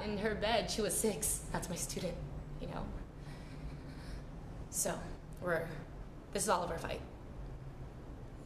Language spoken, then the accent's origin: English; Murrieta, California, United States; growing up in Murrieta and going to high school in Murrieta, it was just like all white people.